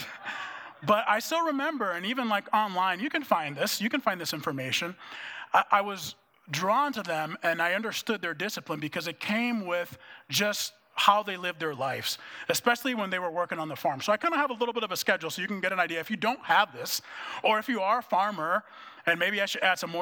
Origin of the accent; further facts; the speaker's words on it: Dominican Republic; moved away as an adult; also born or lived in Minneapolis, United States; now in United States; when I moved from the Dominican Republic to come to the U.S. to go to college, it was in Minneapolis